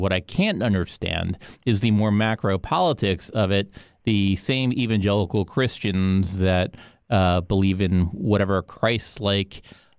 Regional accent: Miami, Florida, United States; I grew up in Miami.

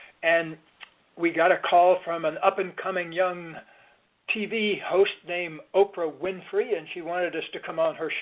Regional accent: central Florida, United States; moved away as an adult; also born or lived in New England / California / Colorado; I was born down in Florida, down south in central Florida, in the part of Florida that's not around any beaches

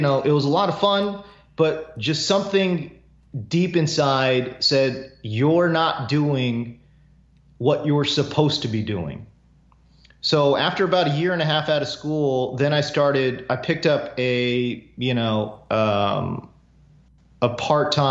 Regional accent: Houston, Texas, United States; also born or lived in South Korea; I grew up kind of in the Houston area

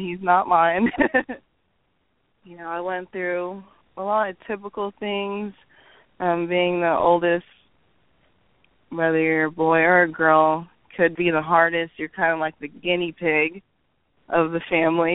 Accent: Oklahoma, United States; accent: Okie; Grew up here in Oklahoma. I'm an Okie girl.

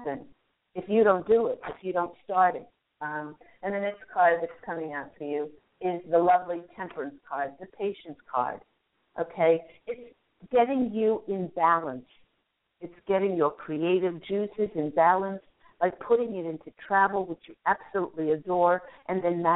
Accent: Virginia, United States; moved away; Virginia, where I spent a lot of my youth

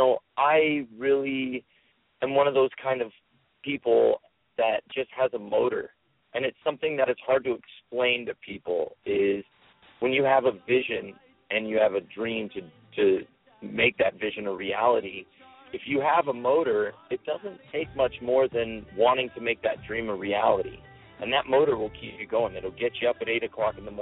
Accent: San Diego, California, United States; I grew up in San Diego

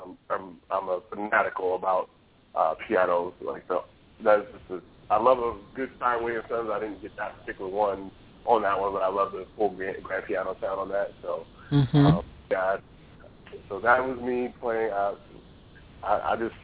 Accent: Baltimore, Maryland, United States; moved away as an adult; now in Jacksonville, United States; I am a Baltimore-bred Charm City boy

